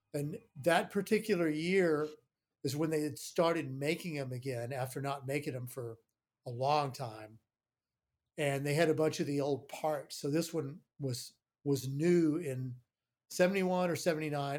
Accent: Houston, Texas, United States; moved away; I'm from Houston

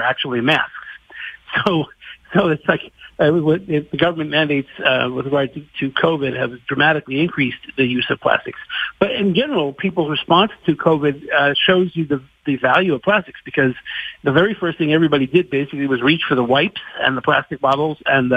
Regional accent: California, United States; moved away; I spent a lot of my time growing up in California

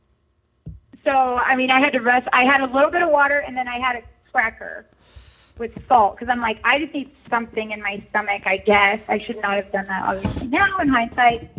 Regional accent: Walnut Creek, California, United States; moved away; also born or lived in Iowa; I grew up in California, actually

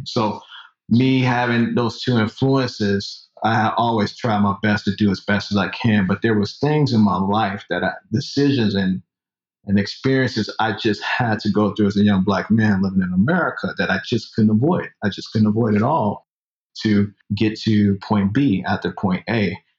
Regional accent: Chicago, Illinois, United States; moved away as an adult; also born or lived in Minnesota / Florence, Colorado; now in Atlanta, United States; I was uh, born in Chicago and raised in Chicago, heart of the Midwest

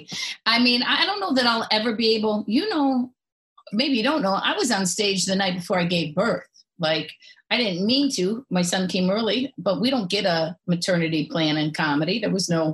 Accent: a suburb outside of Cleveland, Ohio, United States; I grew up outside of Cleveland, a little suburb outside of Cleveland

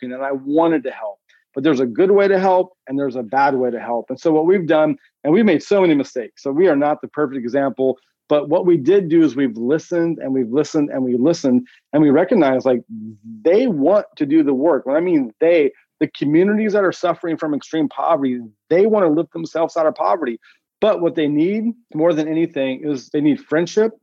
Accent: Northern California, United States; my background growing up in Northern California.

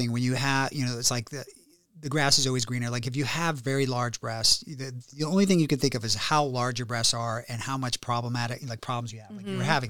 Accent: Warrenton, Virginia, United States; now in Beverly Hills, United States; No, you know, so I grew up in Warrenton, Virginia.

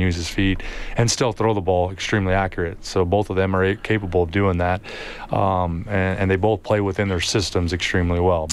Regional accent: Yuma, Arizona, United States; now in Edmonton, Canada; I grew up in Yuma, Arizona

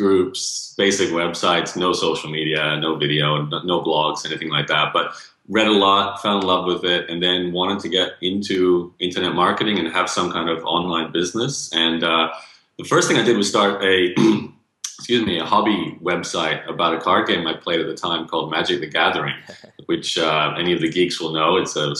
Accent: Australia; accent: Canadian; Well, born and raised in Australia, although I have Canadian parents, hence Canadian accent.

